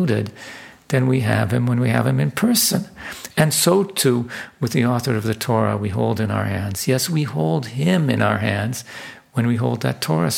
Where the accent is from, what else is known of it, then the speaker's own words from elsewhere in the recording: Vancouver, British Columbia, Canada; my hometown of Vancouver